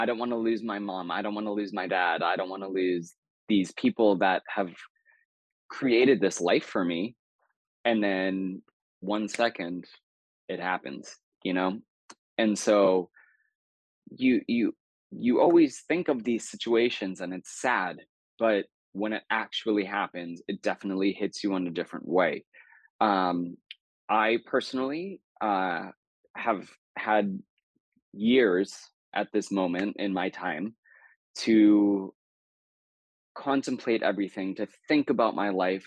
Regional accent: New Hampshire, United States; I grew up in the Northeast. I grew up in New Hampshire.

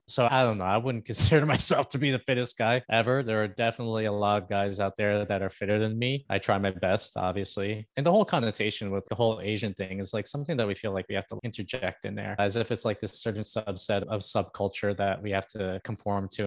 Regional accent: Toronto, Ontario, Canada; also born or lived in Philippines; I'm actually from Canada. I'm from Toronto

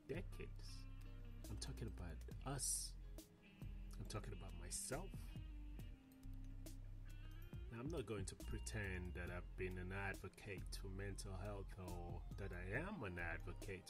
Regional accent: Sierra Leone; moved away; Growing up in Africa, and let me be precise, growing up in Sierra Leone

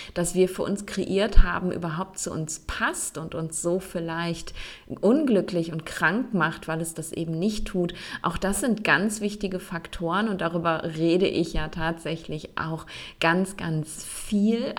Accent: Germany; in Deutschland oder im deutschsprachigen Raum, also da, wo ich groß geworden bin, wo ich gelebt habe

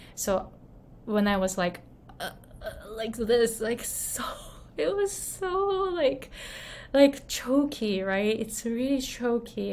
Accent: Japan; moved away; I grew up in Japan. I was born and raised in Japan.

